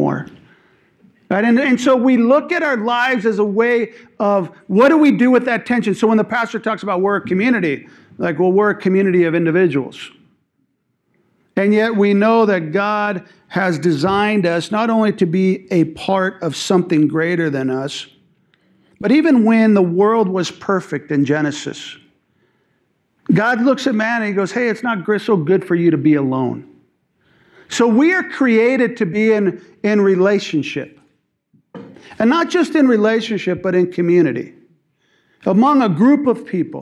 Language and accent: English; Lakewood, California, United States; I was from Lakewood, California